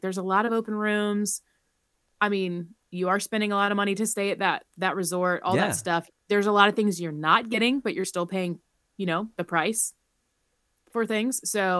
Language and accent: English; South Carolina, United States; I'm like from South Carolina, when I come to Florida, I'm like, yeah, I mean, it's a 10 degree difference typically